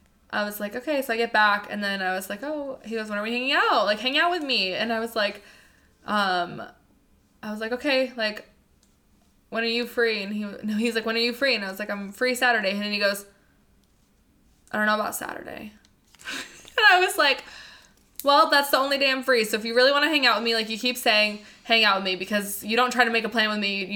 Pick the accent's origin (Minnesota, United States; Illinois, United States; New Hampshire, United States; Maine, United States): New Hampshire, United States; New Hampshire.